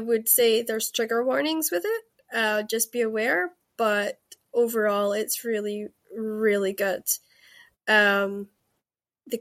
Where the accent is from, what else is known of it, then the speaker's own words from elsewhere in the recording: Scotland, United Kingdom; also born or lived in Los Angeles, United States; I am Scottish, but I spent some time